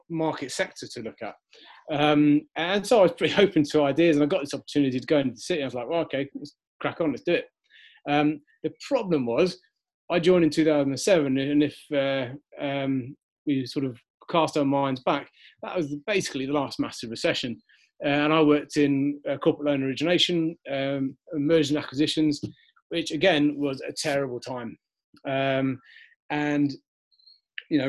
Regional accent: Wiltshire, South West England, United Kingdom; moved away; I was from Wiltshire. I think there's about 80 people live in the hamlet

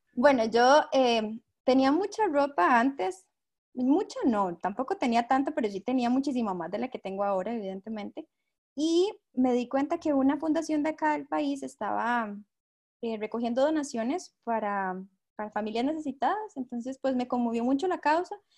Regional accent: Costa Rica; tengo 25 años, soy de Costa Rica

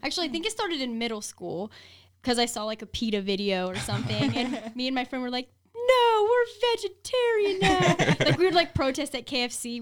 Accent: Columbus, Ohio, United States; moved away as an adult; now in Las Vegas, United States; I was born and raised in Columbus, Ohio

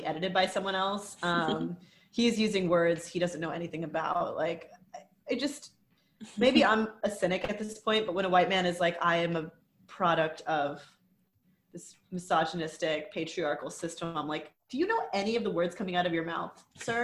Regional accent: Houston, Texas, United States; We're in my hometown of Houston, Texas

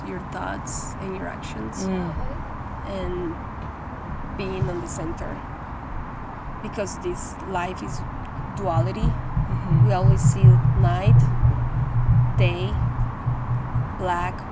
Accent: Medellín, Antioquia, Colombia; moved away as an adult; now in Houston, United States; I was born and raised in Medellin, Colombia. I came here 6 years ago

